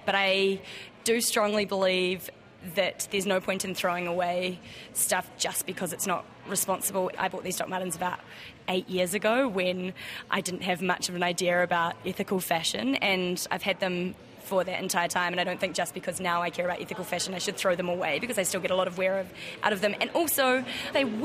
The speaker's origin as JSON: {"language": "English", "country": "New Zealand", "moved": "yes", "lives_now": "Australia", "said": "being a New Zealander who lives in Australia"}